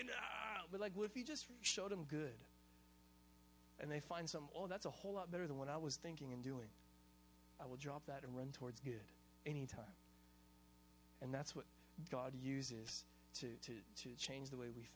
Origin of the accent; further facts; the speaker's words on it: Hawaii, United States; I'm Hawaiian and we eat rice with every single meal